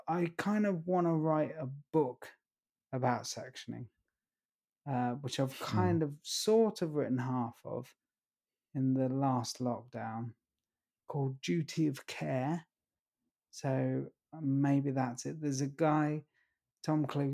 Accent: East Grinstead, South East England, United Kingdom; my hometown, East Grinstead

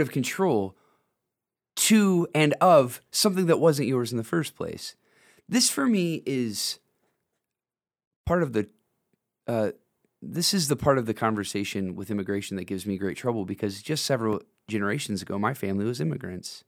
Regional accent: Northwest Ohio, United States; I grew up in Northwest Ohio

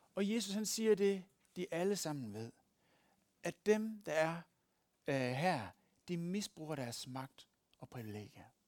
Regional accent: West Jutland, Central Denmark Region, Denmark; moved away; Der, hvor jeg kommer fra, i Vestjylland

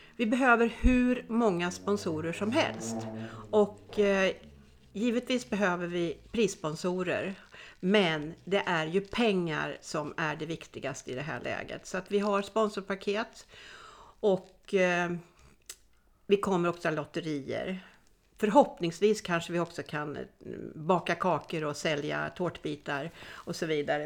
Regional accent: Sweden; moved away as an adult; now in Spain; Det är jag som är svensk

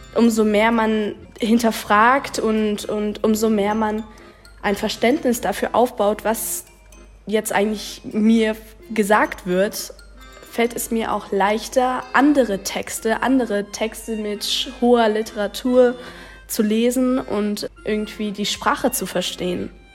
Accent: Czechia; moved away; bin ja selber Tschechin

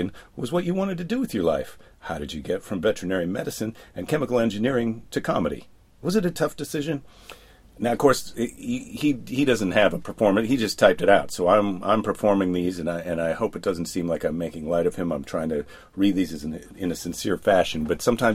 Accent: Midwest, United States; also born or lived in Iowa; I was from the Midwest

